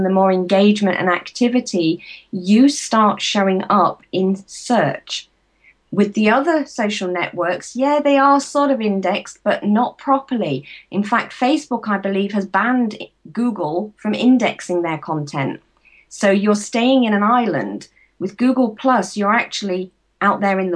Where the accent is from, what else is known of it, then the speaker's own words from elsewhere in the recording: United Kingdom; I'm from the UK